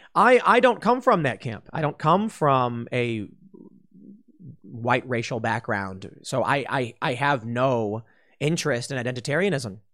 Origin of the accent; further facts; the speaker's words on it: Chicago, Illinois, United States; moved away; I'm mixed race and I come from Chicago.